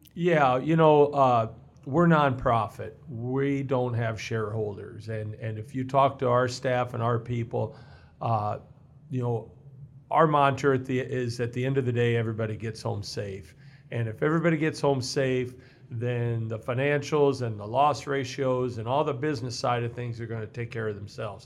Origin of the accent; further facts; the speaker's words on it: Mexico, Missouri, United States; moved away as an adult; also born or lived in Hannibal, Missouri; now in Iowa, United States; I was born in Hannibal, Missouri and grew up in Mexico, Missouri and, uh, spent my childhood there